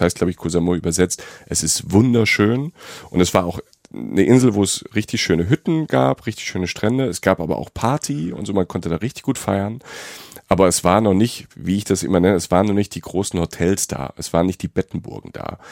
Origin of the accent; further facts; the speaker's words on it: Rhineland-Palatinate, Germany; Pfalz, um mal Werbung zu machen für meine Heimat.